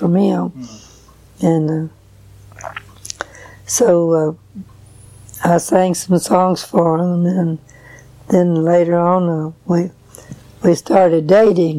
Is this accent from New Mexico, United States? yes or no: no; Nashville, Tennessee, United States; also born or lived in McEwen, Tennessee; I was born and raised right here in Nashville.